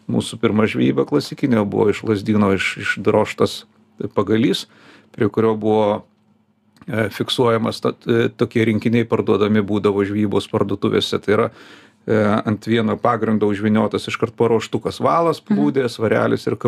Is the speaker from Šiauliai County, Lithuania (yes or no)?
no; Vilnius, Vilnius County, Lithuania; also born or lived in Kaunas; O paskui jau mane su tėvais išleido į Vilnių ir nuo tada aš jau Vilniuje kitur važiuodavau tik laikinai aplankyti.